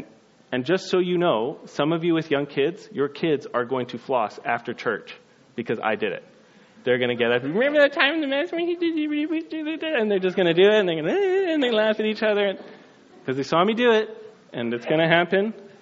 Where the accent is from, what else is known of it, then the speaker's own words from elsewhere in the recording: Scotland, United Kingdom; I am Scottish